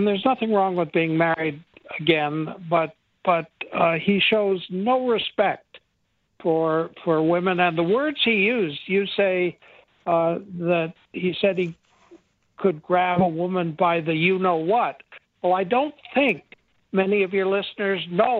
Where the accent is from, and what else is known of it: United States